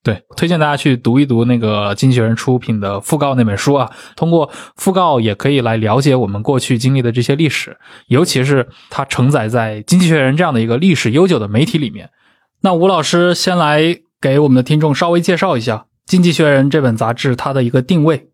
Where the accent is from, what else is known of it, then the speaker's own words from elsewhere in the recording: China; 我们作为中国人